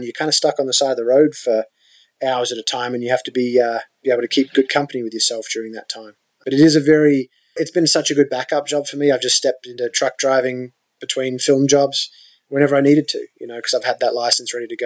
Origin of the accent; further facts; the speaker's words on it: Australia; moved away as an adult; now in United States; as an Australian when I was younger